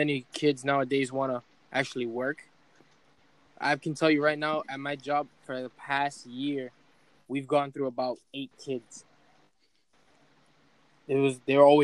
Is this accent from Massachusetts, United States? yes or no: yes; Lawrence, Massachusetts, United States; I'm from Lawrence